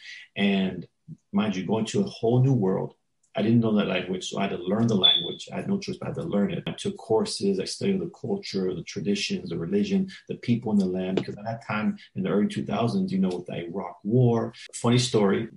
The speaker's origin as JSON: {"language": "English", "town": "Miami", "region": "Florida", "country": "United States", "tie": "born or raised there", "also_born_or_lived": "Kendall / Doral / Miramar", "said": "born and raised in Miami-Dade County 305"}